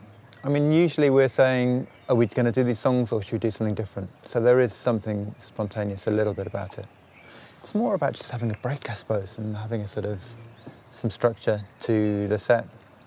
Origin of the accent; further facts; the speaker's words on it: England, United Kingdom; being English and Sufi upbringing